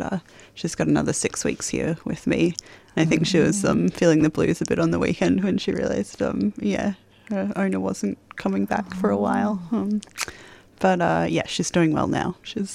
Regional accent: Queensland, Australia; now in Melbourne, Australia; I'm from Queensland, so usually September we get a nice warm spring

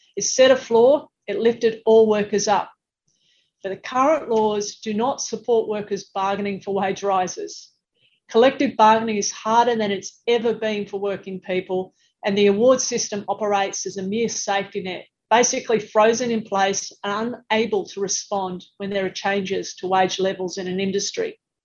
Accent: Sydney, New South Wales, Australia; my hometown of Sydney

